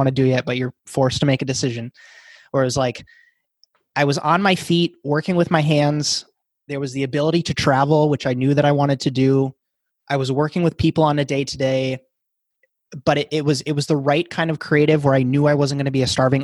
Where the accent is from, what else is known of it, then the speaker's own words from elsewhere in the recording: Wisconsin, United States; I grew up in a tiny 1500 person town in Wisconsin